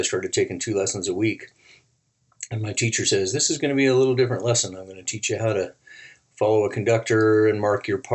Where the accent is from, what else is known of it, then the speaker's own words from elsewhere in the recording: Reno, Nevada, United States; growing up in Reno, it was pretty common for celebrities to come through town